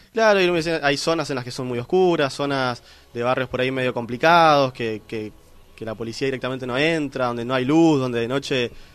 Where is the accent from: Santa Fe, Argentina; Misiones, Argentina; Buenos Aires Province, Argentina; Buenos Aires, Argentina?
Misiones, Argentina; Concepción de la Sierra; Yo soy un argentino, amo a mi país, amo a mi provincia, amo a mi pueblo.